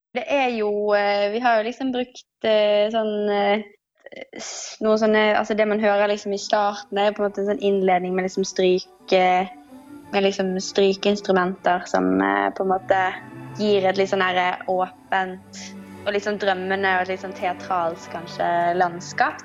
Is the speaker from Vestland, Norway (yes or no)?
yes; Bergen, Vestland, Norway; moved away as an adult; now in Oslo, Norway; Jeg kommer jo fra Bergen og har vært her de siste Jeg har bodd her i Oslo i de siste seks årene.